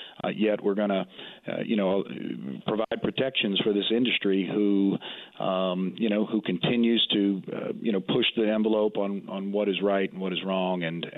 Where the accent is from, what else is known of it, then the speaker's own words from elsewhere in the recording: New Orleans, Louisiana, United States; I'm from Louisiana. I love Louisiana. I was born and raised right there in New Orleans.